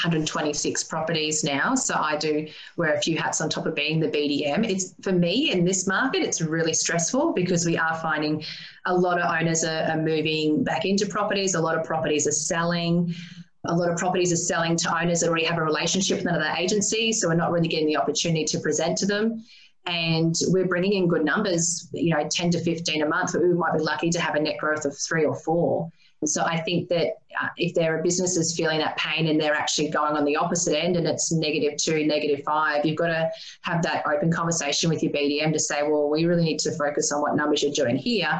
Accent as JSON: {"language": "English", "town": "Maryborough", "region": "Queensland", "country": "Australia", "tie": "born or raised there", "said": "growing up in Maryborough, a population of 27,000"}